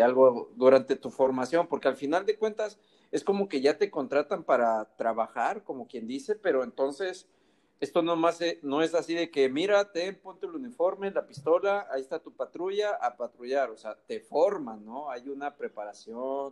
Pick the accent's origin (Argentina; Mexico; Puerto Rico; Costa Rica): Mexico; los que somos de México